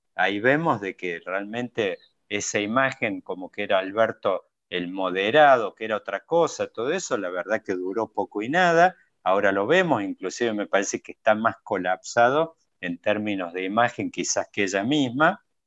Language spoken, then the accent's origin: Spanish; Córdoba, Argentina; como buen cordobés somos descendientes de andaluces